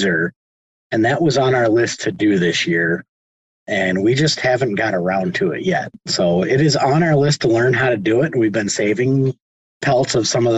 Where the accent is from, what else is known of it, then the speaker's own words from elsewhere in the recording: Chicago, Illinois, United States; now in Hinckley, United States; I grew up downtown Chicago in Illinois